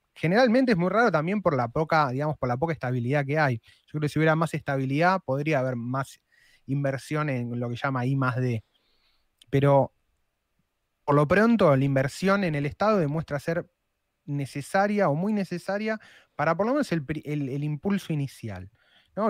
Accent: Argentina; somos los argentinos

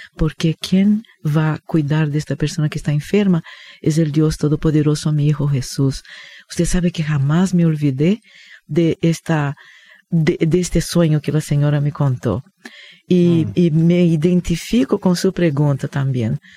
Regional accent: Rio de Janeiro, Brazil; moved away; Yo crecí, hermano, en Río de Janeiro, en Brasil. Por esto tengo este acento raro

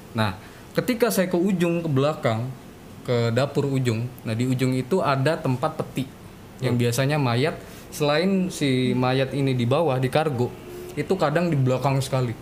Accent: Palembang, South Sumatra, Indonesia; moved away; di Palembang uh, di kampung halaman saya

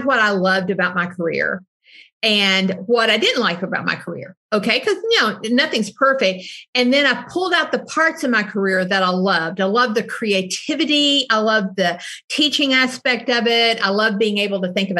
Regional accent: Southeastern Kentucky, United States; I was born in Southeastern Kentucky, which is a very heavy welfare poverty part of the country

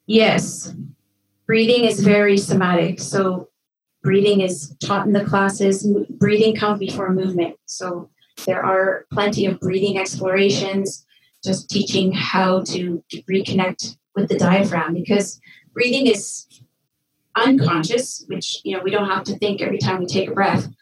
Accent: Red Lake, Ontario, Canada; moved away as an adult; also born or lived in Milan, Italy; I grew up in a small town in northwestern Ontario called Red Lake

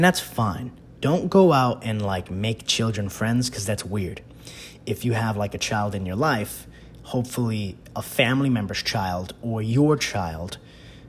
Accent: New York, United States; being a New Yorker

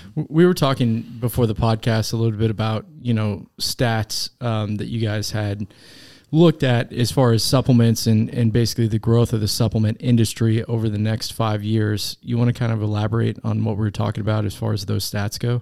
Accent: Derby, Kansas, United States; I grew up in Derby, Kansas.

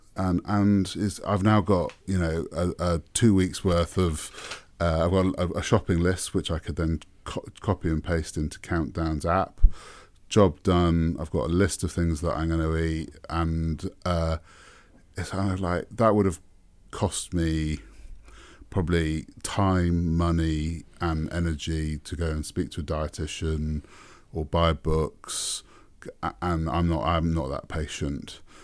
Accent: Welsh, Wales, United Kingdom; moved away as an adult; now in New Zealand; I'm English or, well, Welsh, technically, um, but I'm British

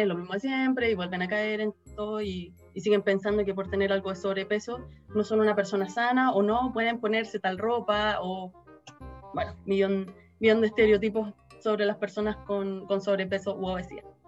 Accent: Chile; acá en Chile

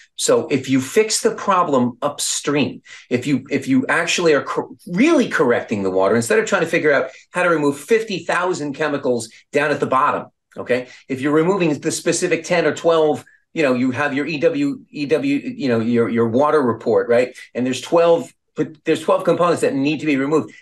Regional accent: Long Beach, New York, United States; I was from Long

